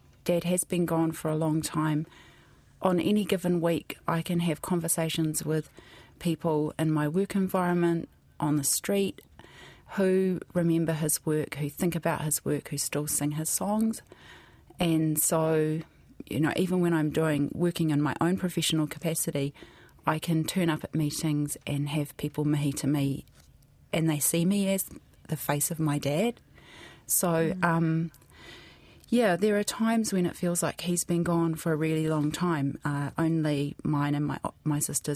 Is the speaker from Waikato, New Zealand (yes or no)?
yes; Hamilton, Waikato, New Zealand; also born or lived in Wellington / Bay of Plenty / Hawke's Bay; we grew up in mostly in Hamilton.